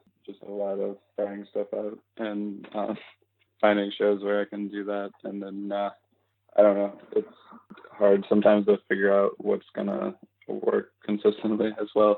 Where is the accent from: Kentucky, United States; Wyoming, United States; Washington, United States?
Kentucky, United States; Louisville; moved away; if I do shows in Louisville and when I'm there, my hometown